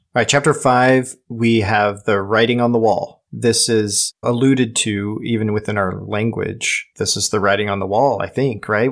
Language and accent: English; United States; We're not English, we're American